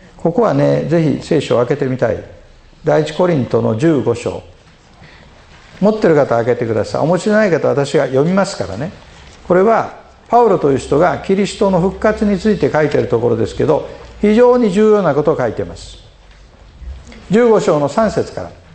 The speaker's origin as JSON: {"language": "Japanese", "region": "Osaka", "country": "Japan", "moved": "yes", "said": "私はあの大阪人ですから"}